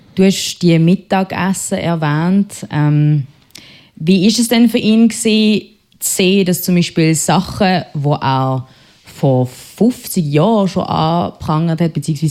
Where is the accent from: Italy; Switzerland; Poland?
Switzerland; Basel, Basel-Stadt; accent: Basler; meinem Basler Akzent